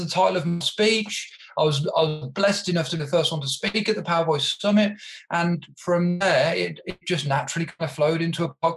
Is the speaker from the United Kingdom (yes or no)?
yes; Birmingham, West Midlands, United Kingdom; moved away as an adult; now in Melbourne, Australia; I'm originally from Birmingham, England, but I have been blessed, as John alluded to call Melbourne, Australia home for the past 5 years.